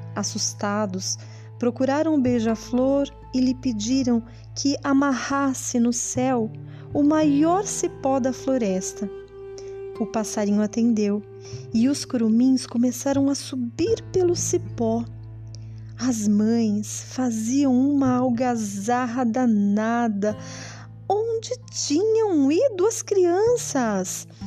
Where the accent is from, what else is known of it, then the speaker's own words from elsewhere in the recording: Brazil; nós somos brasileiros